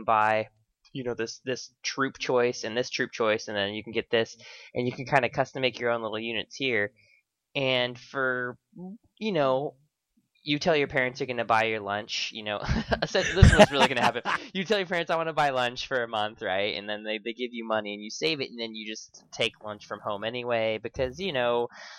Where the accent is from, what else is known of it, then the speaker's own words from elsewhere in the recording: West Coast, United States; I'm from West Coast.